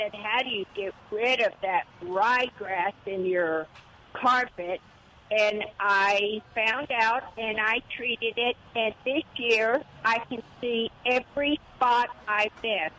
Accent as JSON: {"language": "English", "area": "Rio Grande Valley", "region": "Texas", "country": "United States", "tie": "born or raised there", "moved": "yes", "said": "I grew up in the Rio Grande Valley where mesquite is everywhere, and it kind of reminds me of home"}